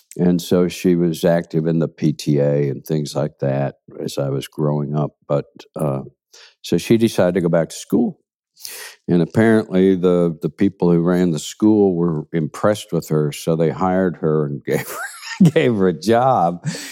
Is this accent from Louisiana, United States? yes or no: no; Kansas City, Kansas, United States; also born or lived in Seattle / Hackensack, New Jersey; those were my formative years, really, living in Kansas, uh, Kansas City on the Kansas side. And it was, I had a good upbringing in Kansas.